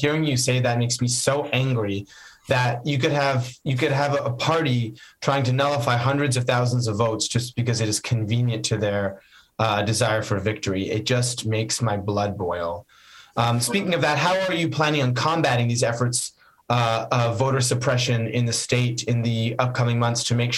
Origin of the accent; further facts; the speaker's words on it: California, United States; as a Californian